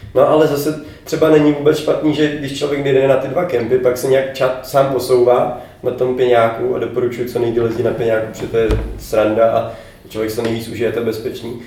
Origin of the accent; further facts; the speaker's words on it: Bohemia, Czechia; jsem z Čech